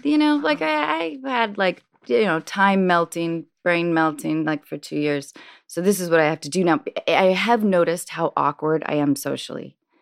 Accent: Washington, United States; born or raised there; also born or lived in Baltimore, Maryland

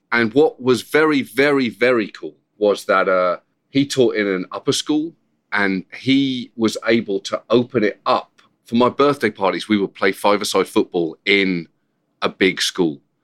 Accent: United Kingdom; accent: British; moved away; also born or lived in Bedford; I'm British

